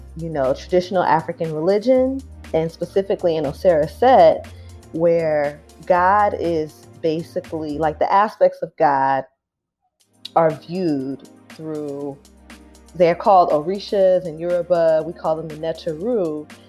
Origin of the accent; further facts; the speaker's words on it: Riverside, California, United States; also born or lived in San Diego, United States; now in Brooklyn, United States; I am from California, from Southern Cal, born in San Diego, raised in Riverside, but I've been living in Brooklyn for over a decade now